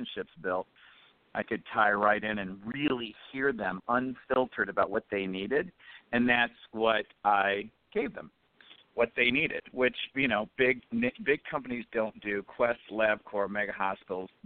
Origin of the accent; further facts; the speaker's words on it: Detroit, Michigan, United States; I came from Detroit